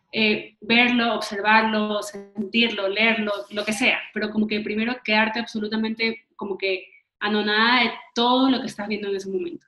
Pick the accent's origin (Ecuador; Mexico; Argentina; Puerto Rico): Ecuador; cuando salimos de Ecuador, ya sentíamos que ya no estás en tu casa, ya no estás como que en tu, como que en tu tierra